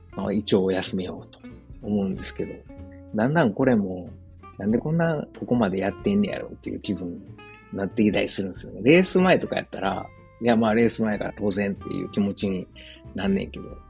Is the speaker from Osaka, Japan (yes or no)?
yes; Osaka, Japan; moved away as an adult; now in Germany; 自分の実家であるですね、駒川東屋、はい、親父とおかんがやってる、えー、大阪駒川いうところ